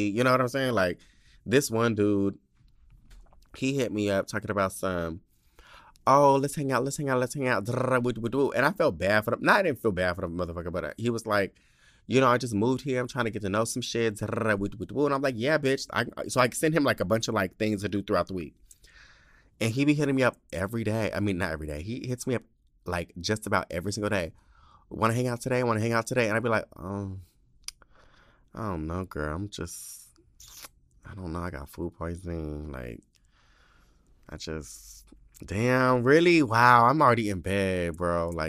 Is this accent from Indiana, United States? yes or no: yes; Indiana, United States; now in New Jersey, United States; because I'm in New Jersey. I'm from Indiana, and I was just too scared to ride the subway by myself at that time.